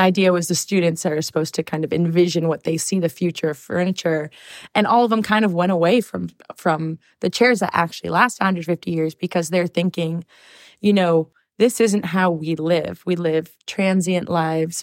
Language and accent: English; Long Beach, California, United States; I'm born and raised in Long Beach here, like two miles away from here